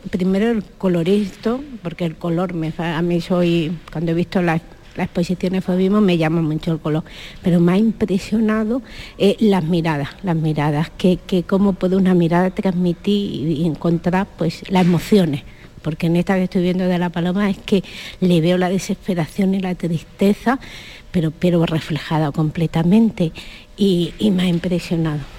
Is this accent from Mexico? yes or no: no; Úbeda, Andalusia, Spain; now in Barcelona, Spain; Vengo de Barcelona. Soy de aquí de Úbeda, pero vengo de Barcelona.